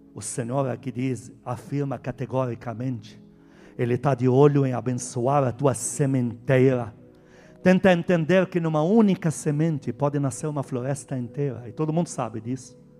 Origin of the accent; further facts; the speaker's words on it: Lebanon; Portuguese is a second language; now in Brazil; eu, o estrangeiro que veio endemoniado do Líbano, se converteu aqui